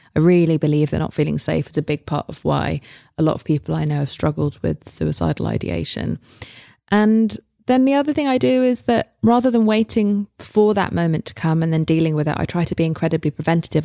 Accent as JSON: {"language": "English", "region": "England", "country": "United Kingdom", "moved": "yes", "said": "I'm English"}